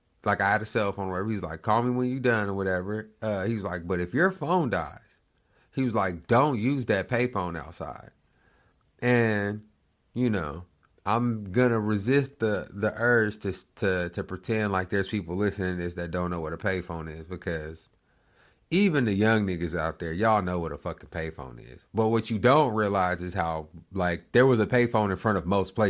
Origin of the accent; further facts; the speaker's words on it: Oklahoma, United States; I'm from Oklahoma.